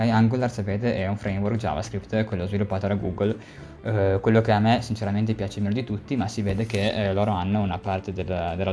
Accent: Cuneo, Piedmont, Italy; l'azienda che tra l'altro è cuneese io sono anche di Cuneo

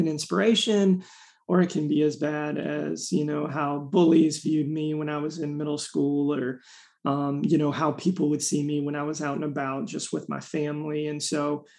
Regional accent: Raleigh, North Carolina, United States; I'm from Raleigh, North Carolina

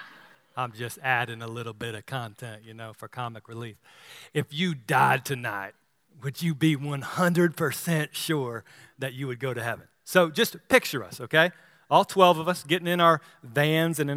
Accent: Apex, North Carolina, United States; I grew up here in the Triangle area. And as a young lad, I went to Apex Baptist Church

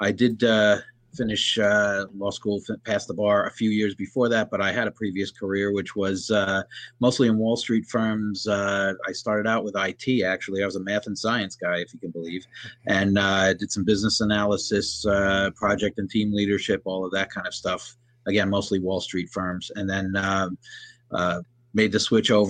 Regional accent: Bergen County, New Jersey, United States; also born or lived in Union County, New Jersey / Bridgewater, New Jersey; lifelong New Jersey resident. I grew up in Bergen County

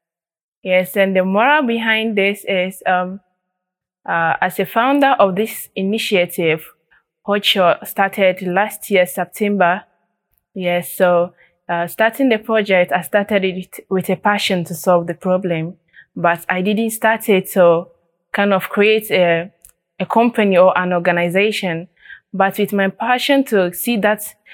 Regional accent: Paga, Upper East, Ghana; I'm from Ghana, Upper East Region, specifically Paga, a remote community in the Upper East Region of Ghana.

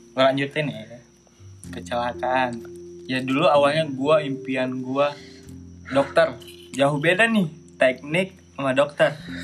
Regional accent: Padang, West Sumatra, Indonesia; moved away as an adult

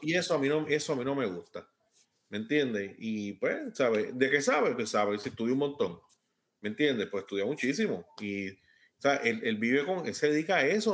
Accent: Puerto Rico; soy puertorriqueño.

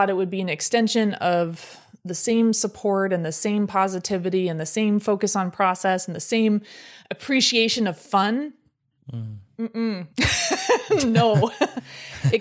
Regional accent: California, United States; born or raised there

